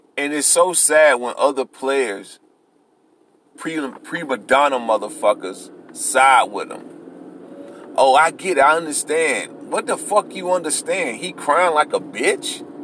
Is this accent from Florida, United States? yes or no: yes; Florida, United States; I'm from the same type of neighborhood Antonio Brown from. I'm from Florida